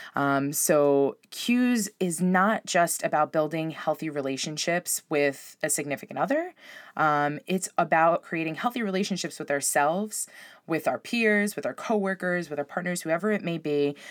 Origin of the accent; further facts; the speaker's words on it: Long Island, New York, United States; also born or lived in Spain; I grew up on Long Island